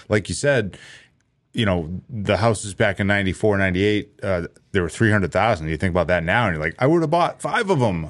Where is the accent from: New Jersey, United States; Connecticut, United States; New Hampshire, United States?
New Hampshire, United States; Londonderry; I grew up in Londonderry and it's the same thing. It was a small farm town